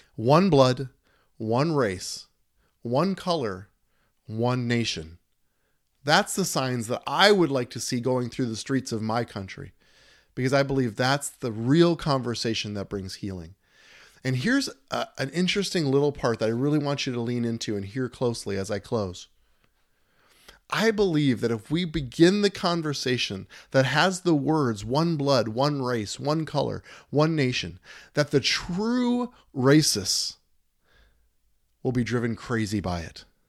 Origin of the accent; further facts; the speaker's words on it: United States; We are American citizens all together